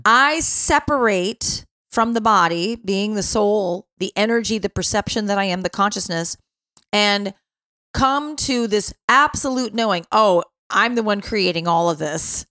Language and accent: English; Chicago, Illinois, United States; when you're living in Chicago